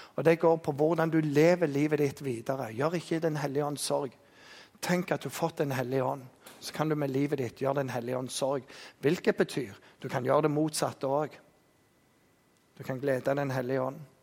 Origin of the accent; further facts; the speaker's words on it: Jæren, Rogaland, Norway; Vi er jærbønder